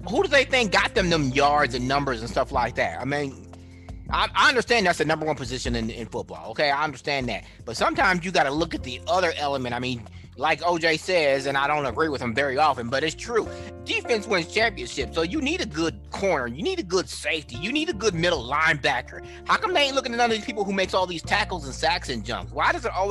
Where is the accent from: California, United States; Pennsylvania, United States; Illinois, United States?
Illinois, United States; Chicago; I was born in Chicago